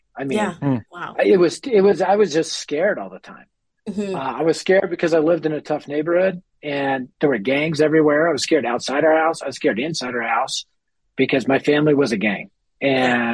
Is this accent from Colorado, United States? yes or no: yes; Denver, Colorado, United States; I was raised in inner city Denver